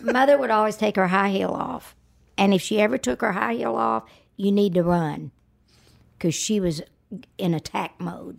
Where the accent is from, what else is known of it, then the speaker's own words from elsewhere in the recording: Georgia, United States; moved away; Because I'm from there. And I thought, well, one day my hometown, they're gonna induct me into that Hall of Fame